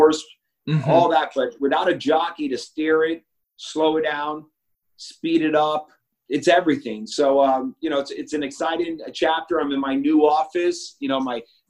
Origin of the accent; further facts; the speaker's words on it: New York City, New York, United States; I was born in the Bronx in New York.